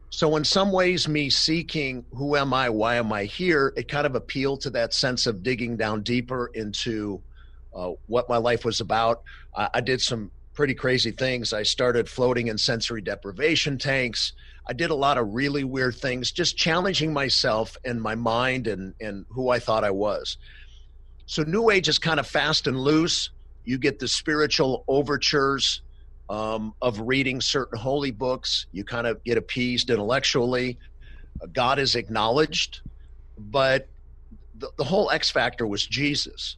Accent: Cleveland, Ohio, United States; now in Los Angeles, United States; born and raised in Cleveland, Ohio.

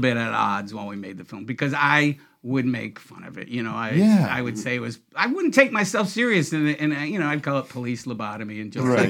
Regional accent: Syracuse, New York, United States; moved away as an adult; also born or lived in Downers Grove, Illinois; now in Downers Grove area, Illinois, United States; We're from Syracuse, but I do live not far from Downers Grove.

